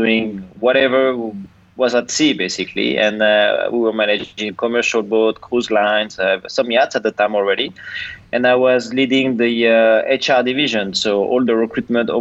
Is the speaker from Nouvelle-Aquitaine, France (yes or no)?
no; Angers, Pays de la Loire, France; moved away; also born or lived in Brittany; I come from a city called Angers, which is in the western part of France